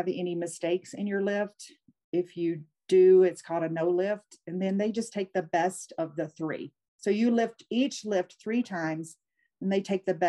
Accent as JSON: {"language": "English", "region": "Louisiana", "country": "United States", "also_born_or_lived": "Montana", "moved": "yes", "said": "my home state of Louisiana"}